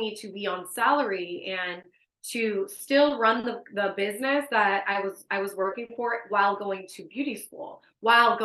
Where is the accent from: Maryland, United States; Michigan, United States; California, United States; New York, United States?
California, United States; Richmond; So I'm from Richmond. So I went to school at Adams Middle School